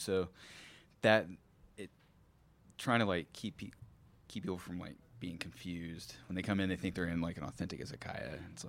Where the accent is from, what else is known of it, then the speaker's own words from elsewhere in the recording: Terre Haute, Indiana, United States; now in Knoxville, United States; growing up in Little Terre Haute, Indiana, there was, like, a pretty diverse culture there with – there's multiple universities.